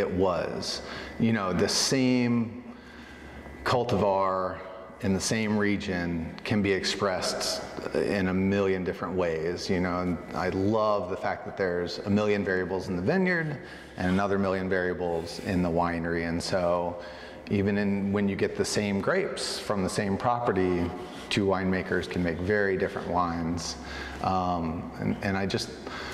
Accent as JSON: {"language": "English", "town": "Chattanooga", "region": "Tennessee", "country": "United States", "tie": "born or raised there", "also_born_or_lived": "Atlanta, Georgia / New Zealand / Santa Cruz, California", "moved": "as an adult", "lives_now": "Oregon, United States", "said": "I'm from Chattanooga, Tennessee, so not exactly the heart of wine country"}